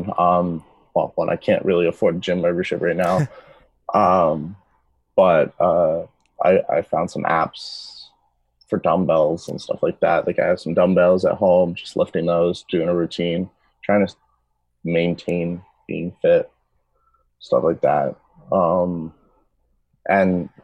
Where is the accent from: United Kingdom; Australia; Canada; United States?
Canada; Peterborough, Ontario; I grew up in Peterborough, so I grew up not too far away from Toronto